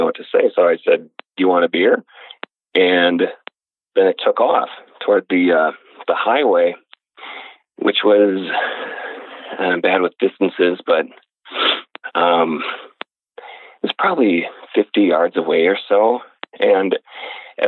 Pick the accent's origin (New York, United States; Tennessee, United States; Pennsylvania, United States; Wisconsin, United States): Wisconsin, United States; the house I grew up in Wisconsin